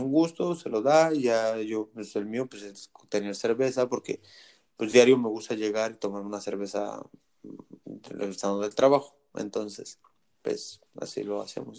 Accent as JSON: {"language": "Spanish", "country": "Mexico", "moved": "as an adult", "lives_now": "United States", "said": "yo me vine de México"}